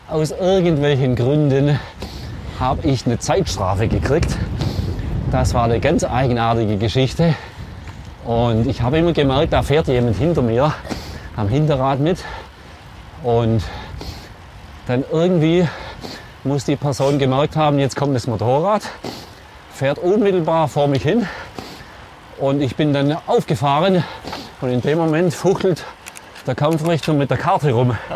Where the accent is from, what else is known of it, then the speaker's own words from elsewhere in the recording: Germany; Vielleicht sind wir Deutsche da ein bisschen hypervorsichtig.